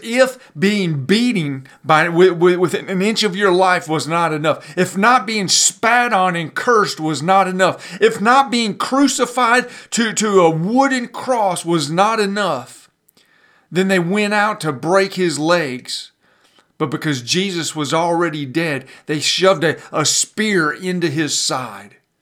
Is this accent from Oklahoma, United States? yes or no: no; Pontiac, Michigan, United States; I grew up in North Detroit, up in Pontiac, Michigan